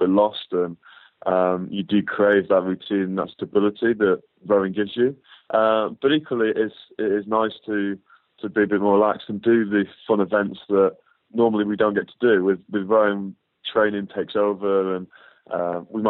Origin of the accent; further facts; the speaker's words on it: Northwich, North West England, United Kingdom; being in my hometown